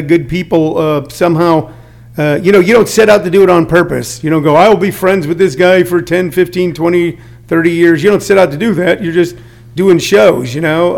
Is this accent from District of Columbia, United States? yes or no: no; St. Louis, Missouri, United States; I'm from St. Louis